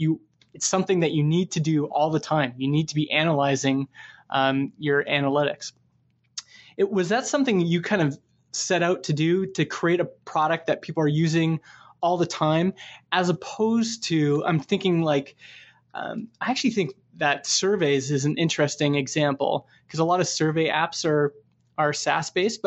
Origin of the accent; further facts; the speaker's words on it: Canada; I'm from Canada